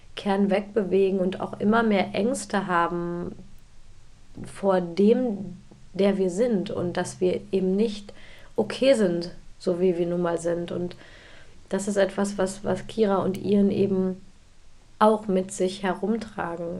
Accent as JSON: {"language": "German", "town": "Bielefeld", "region": "North Rhine-Westphalia", "country": "Germany", "tie": "born or raised there", "said": "bin ja aus Bielefeld"}